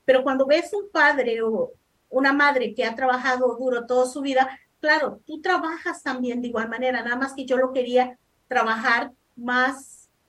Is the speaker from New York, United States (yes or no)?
no; Los Angeles, California, United States; also born or lived in El Salvador; bueno, nací en El Salvador, vine a los Estados Unidos cuando tenía 10 años crecí en el sur centro de Los Ángeles, en la Vermont y 47 para ser exacto.